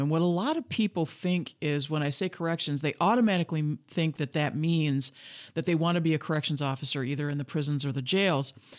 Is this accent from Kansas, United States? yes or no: no; Grand Rapids, Michigan, United States; I was born and raised in Grand Rapids, Michigan